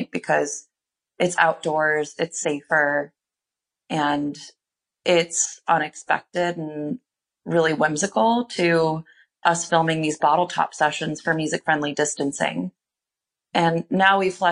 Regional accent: Indiana, United States; now in Chicago, United States; I've only lived in Chicago, aside from growing up in Indiana

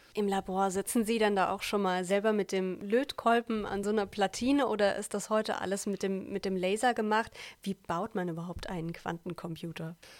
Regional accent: Siegen-Wittgenstein and Olpe, North Rhine-Westphalia, Germany; bei uns in Siegen, Wittgenstein und Olpe

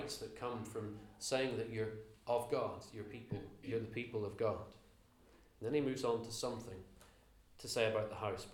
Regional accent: Northern Ireland, United Kingdom; accent: slightly Northern Irish; moved away; also born or lived in Belfast; I grew up in Northern Ireland, as you can tell from my slightly Northern Irish accent these days

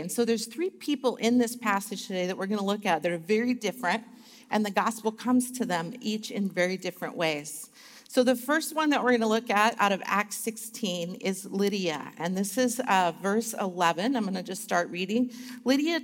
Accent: Alaska, United States; I grew up in Alaska, and I had to go to school till it was minus 60 degrees Fahrenheit

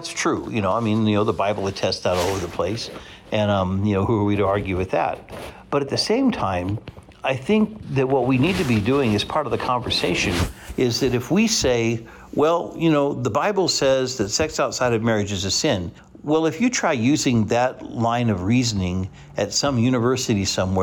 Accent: Hutchinson, Kansas, United States; also born or lived in Salina, Kansas; growing up in Hutchinson, Kansas, and our neighborhood was crawling with kids

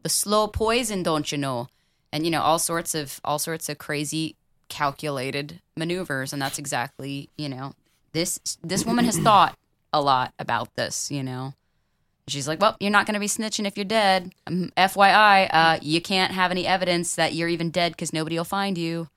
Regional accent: Florida, United States; I'm from Florida

